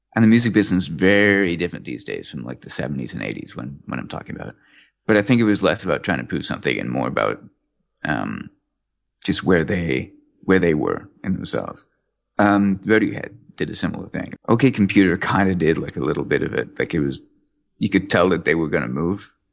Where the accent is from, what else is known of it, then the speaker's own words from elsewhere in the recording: England, United Kingdom; I was born in England